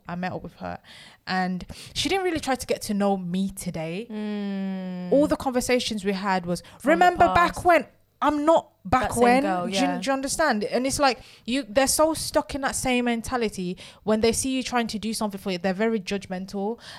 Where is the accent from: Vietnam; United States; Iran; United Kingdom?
United Kingdom; Birmingham, West Midlands; moved away as an adult; now in London, United Kingdom; I can't really sit and say that I have a favorite thing about growing up in Birmingham, because my childhood was very different from a lot of kids' childhood.